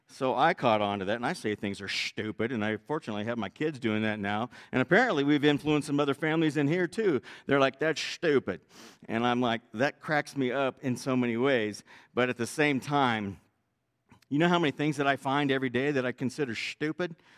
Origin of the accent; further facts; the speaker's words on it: Northern California, United States; I was raised in Northern California